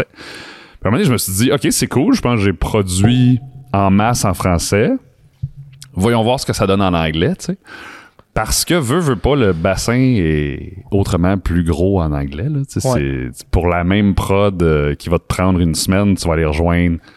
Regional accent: Alberta, Canada; born there; je suis {S0} né en Alberta parce que mes parents sont militaires.

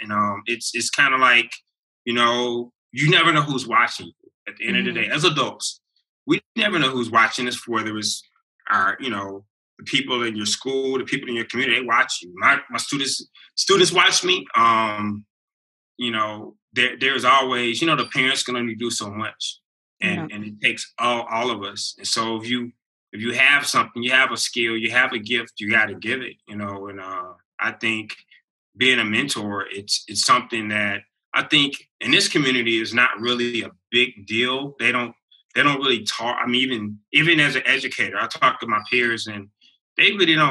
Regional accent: El Paso, Texas, United States; I'm from El Paso, I'm here, and I see things. All that stuff I grew up around, it was probably jacked up.

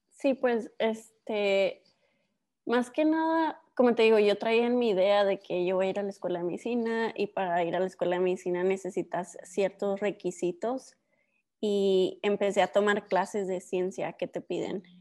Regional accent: Ciudad Juárez, Chihuahua, Mexico; also born or lived in El Paso; soy este, mexicana, americana. Yo, mi historia empieza cuando nací, pues, en, en la frontera de Ciudad Juárez y El Paso, Texas, pero con papás mexicanos, pues, siempre me, este, me fui a vivir a México. Vivimos en Ciudad Juárez por varios años

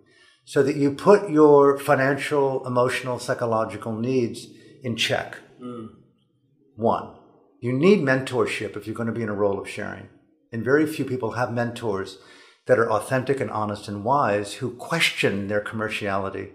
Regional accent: United States; moved away as an adult; also born or lived in Burma; born as an American, middle class

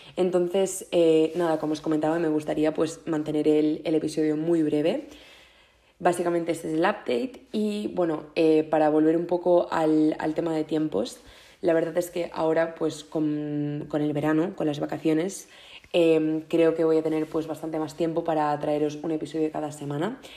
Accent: Mallorca, Balearic Islands, Spain; moved away as an adult; ya he vuelto a casa a Mallorca para, para el verano, que para quien no lo sepáis eh, soy de Mallorca

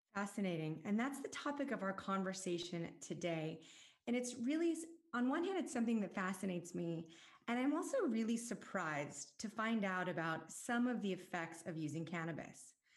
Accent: Southern California, United States; I grew up in Southern California

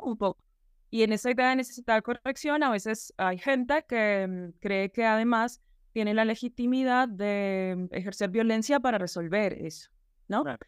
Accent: Colombia; trabajar en la política pública em, educativa en mi país y en la ciudad capital de Bogotá

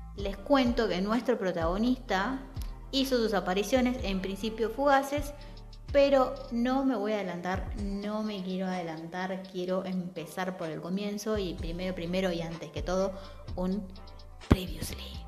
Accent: Santa Fe, Argentina; moved away; also born or lived in southern Argentina; mi ciudad natal, estoy en Santa Fe.

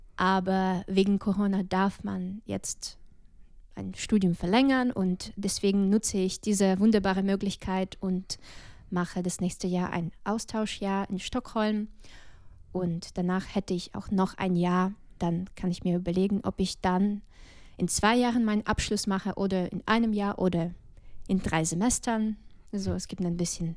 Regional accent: Balta, Odesa Oblast, Ukraine; German is a second language; moved away as an adult; now in Dresden, Germany; Ich komme aus der Ukraine, aus einer kleinen Stadt namens Balta, Odessa-Gebiet

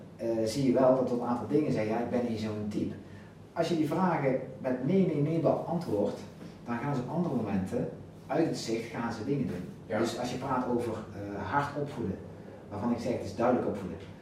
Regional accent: Netherlands; wij als Nederlanders

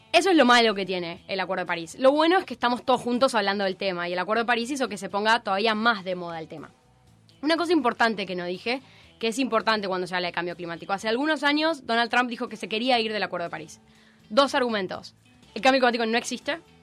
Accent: Argentina

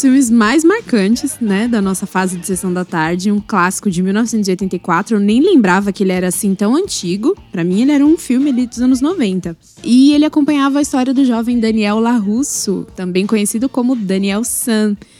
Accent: Coruripe, Alagoas, Brazil; eu sou de Coruripe

